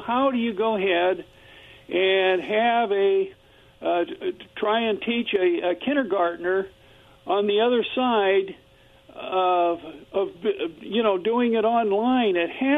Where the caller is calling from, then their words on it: Kennewick, Washington, United States; Yeah, this is … from Kennewick.